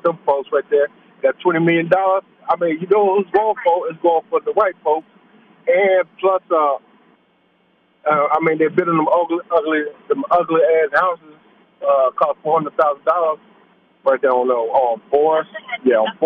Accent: Cincinnati, Ohio, United States; I grew up around in Avondale, you know, around Vernon.

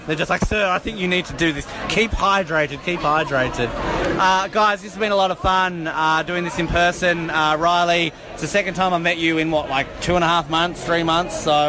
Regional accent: Tasmania, Australia; as a Tasmanian in Brisbane

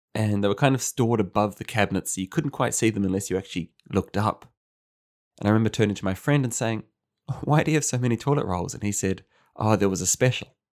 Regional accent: New Zealand; moved away; As a New Zealander

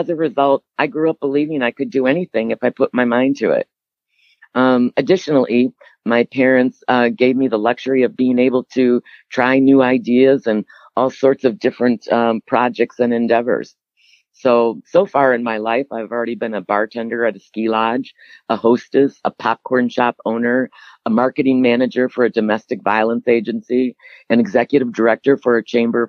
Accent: Cedarburg, Wisconsin, United States; I eventually then was born and raised in Cedarburg, Wisconsin

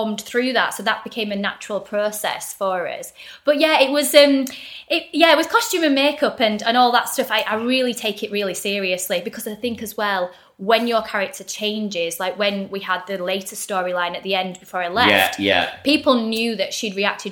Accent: Bradford, Yorkshire and the Humber, United Kingdom; moved away as an adult; also born or lived in London; born in Bradford

